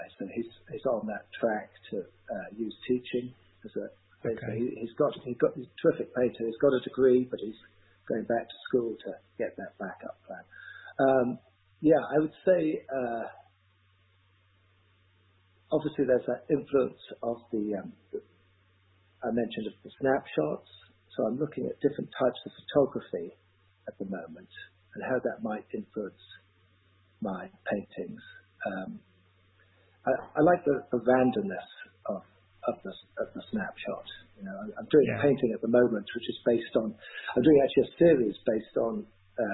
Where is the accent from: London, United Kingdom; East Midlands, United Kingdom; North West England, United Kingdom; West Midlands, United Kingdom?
London, United Kingdom; moved away as an adult; also born or lived in Bath; now in Asheville, United States; growing up in London and listening to all those stories